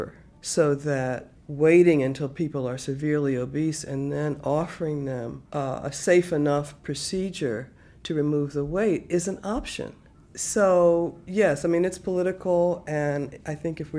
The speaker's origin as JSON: {"language": "English", "town": "Baltimore", "region": "Maryland", "country": "United States", "tie": "born or raised there", "said": "when I was raised in Baltimore, it was segregated in the early part until 1964"}